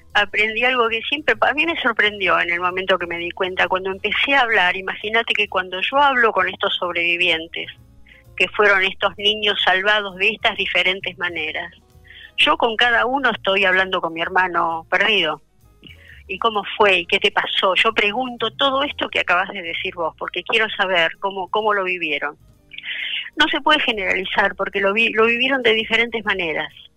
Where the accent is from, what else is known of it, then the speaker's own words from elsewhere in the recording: Argentina; also born or lived in Poland; yo nací en Polonia, yo nací después de esto y vinimos acá, yo cumplí dos años acá